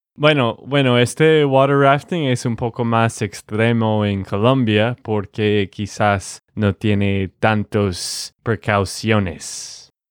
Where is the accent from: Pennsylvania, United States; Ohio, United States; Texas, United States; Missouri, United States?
Texas, United States; de Texas, Estados Unidos